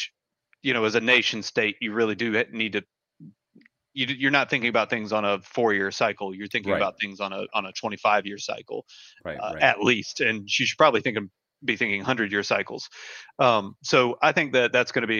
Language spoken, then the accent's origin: English; United States; as an American citizen